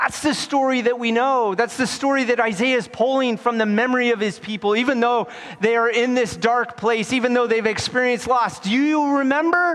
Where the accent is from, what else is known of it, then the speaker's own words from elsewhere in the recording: United States; moved away as an adult; also born or lived in Wyoming / Colorado / California; Growing up in Wyoming and Colorado